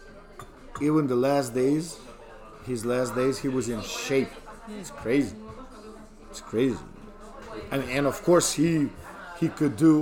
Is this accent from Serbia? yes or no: yes; Belgrade, Serbia; English is a second language; moved away as an adult; now in Madrid, Spain; I grew up in New Belgrade. It's Belgrade